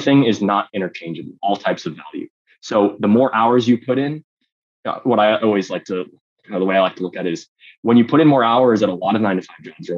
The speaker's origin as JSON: {"language": "English", "area": "South Bay Area", "region": "California", "country": "United States", "tie": "born or raised there", "said": "I grew up in the Bay Area, in the South Bay Area"}